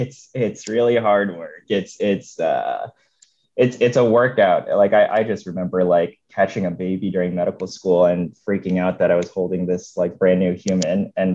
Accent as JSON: {"language": "English", "region": "Northern Virginia", "country": "United States", "tie": "born or raised there", "moved": "as an adult", "lives_now": "Los Angeles, United States", "said": "So I grew up in Northern Virginia. My wife grew up in Northern Virginia as well. And I think, you know, I think we'll be here maybe 5 to 10 years."}